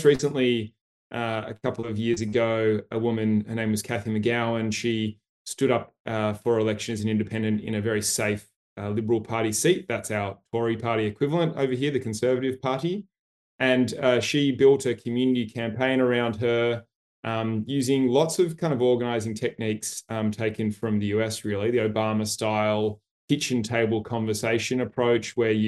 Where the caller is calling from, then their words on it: Sydney, New South Wales, Australia; So I'm calling in from Sydney, Gadigal land in Australia.